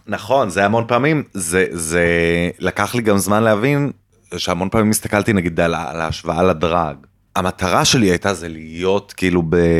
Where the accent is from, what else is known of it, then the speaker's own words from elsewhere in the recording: Jerusalem, Jerusalem District, Israel; אני כאילו ילד טוב ירושלים